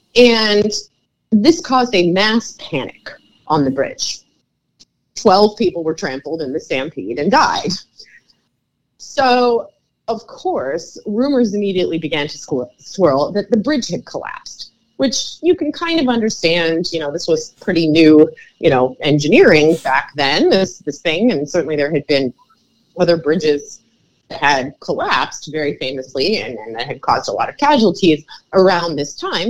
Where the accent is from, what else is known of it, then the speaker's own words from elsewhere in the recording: New York City, New York, United States; I'm a New Yorker, so quite familiar with the, the bridges of the area.